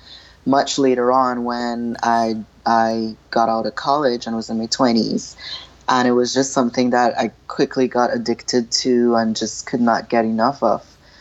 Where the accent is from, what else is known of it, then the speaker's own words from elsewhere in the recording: Trinidad & Tobago; As a little girl, I was growing up in Trinidad with a bunch of two little brothers and boy cousins